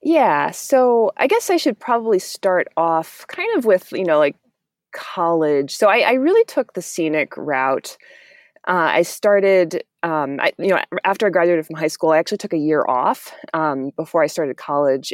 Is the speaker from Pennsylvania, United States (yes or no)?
no; Miami, Florida, United States; I grew up in Miami, which is right on the ocean